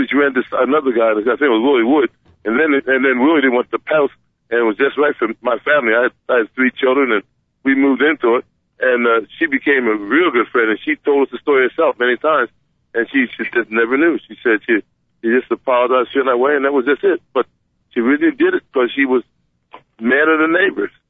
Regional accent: Mount Laurel Township, New Jersey, United States; I grew up in Mount Laurel Township where the NFL films today and in Burlington County.

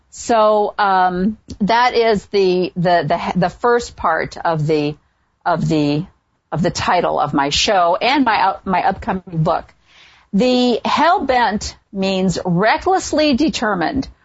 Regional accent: a small town just south of Chicago, Illinois, United States; I'm from a small town just south of Chicago, so I grew up in the Midwest.

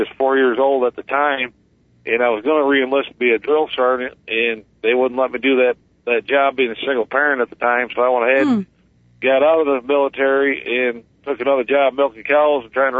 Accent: Watertown, New York, United States; I was born in Watertown, New York, 1963.

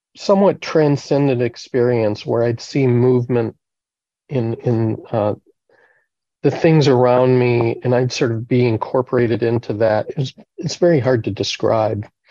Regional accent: Eau Claire, Wisconsin, United States; I grew up in the Congregational Church in Eau Claire, Wisconsin.

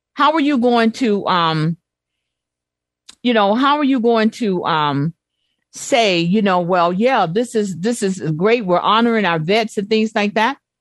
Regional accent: Chicago, Illinois, United States; growing up in Chicago

